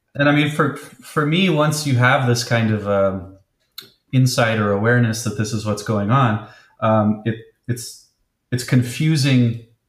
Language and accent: English; Bay Area, California, United States; growing up in the Bay Area, being so close to Berkeley and San Francisco